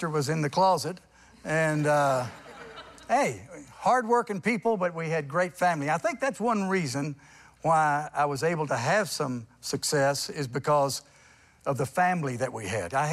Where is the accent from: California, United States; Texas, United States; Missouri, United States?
Texas, United States; Port Arthur; I was born in Port Arthur